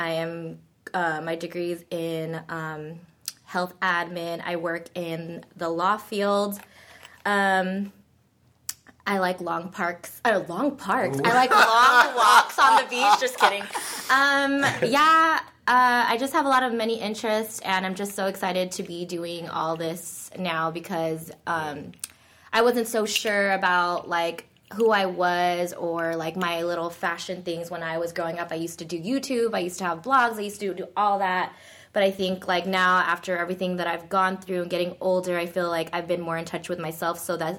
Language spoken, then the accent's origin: English; Philippines; Oh, and I'm not Korean. I'm Filipino.